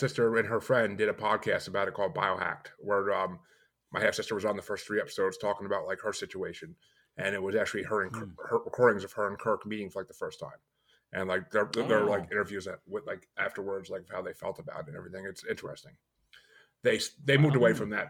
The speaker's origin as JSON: {"language": "English", "region": "New York", "country": "United States", "tie": "born or raised there", "moved": "yes", "lives_now": "Massachusetts, United States", "said": "I'm in Massachusetts now, but I grew up in New York."}